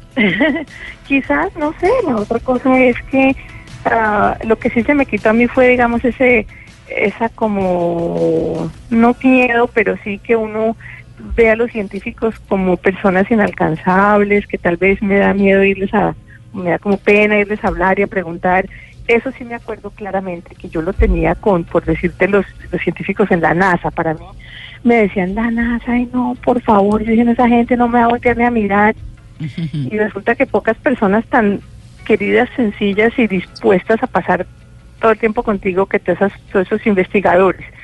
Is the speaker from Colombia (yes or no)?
yes; Colombia; moved away; siendo colombiana